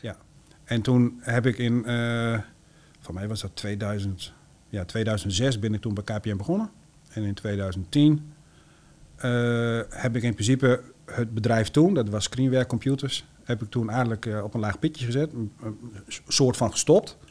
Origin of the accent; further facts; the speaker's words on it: Eelde-Paterswolde, Drenthe, Netherlands; moved away as an adult; also born or lived in Groningen; now in Peize, Netherlands; Ik kom zelf oorspronkelijk uit Ildepaterswolde.